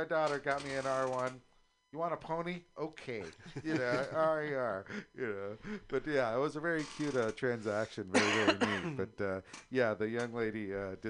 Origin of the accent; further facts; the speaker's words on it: California, United States; we're from California after all